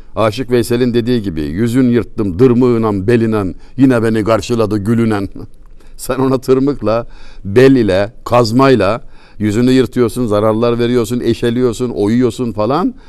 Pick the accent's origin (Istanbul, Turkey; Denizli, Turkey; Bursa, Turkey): Denizli, Turkey; Çameli; Bizim oralarda Denizli Çameli